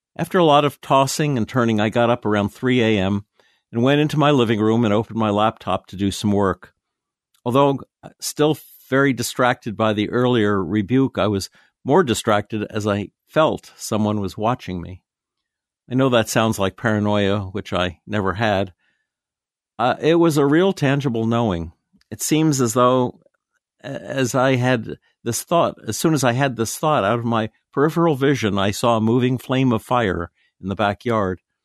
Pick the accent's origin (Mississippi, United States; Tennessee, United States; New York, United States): Tennessee, United States; my hometown in Tennessee